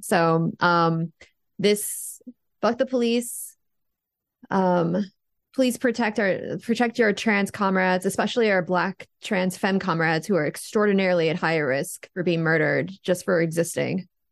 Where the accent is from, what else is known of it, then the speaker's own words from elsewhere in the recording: United States; I am American